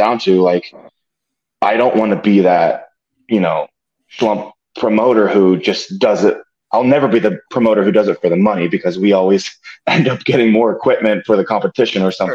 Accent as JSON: {"language": "English", "town": "Bloomsburg", "region": "Pennsylvania", "country": "United States", "said": "I'm from Bloomsburg"}